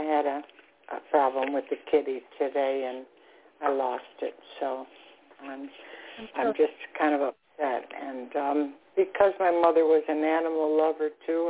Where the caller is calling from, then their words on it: South Florida, United States; I'm calling from South Florida.